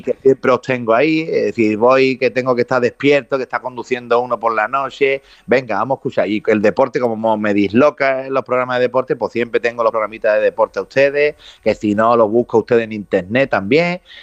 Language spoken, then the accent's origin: Spanish; Jerez de la Frontera, Andalusia, Spain; voy a ser Baltasar en mi pueblo